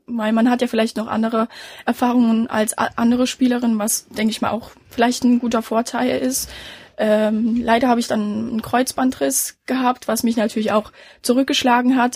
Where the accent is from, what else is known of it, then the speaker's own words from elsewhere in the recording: Merseburg, Saxony-Anhalt, Germany; also ich komme nicht aus Halle, ich komme aus Merseburg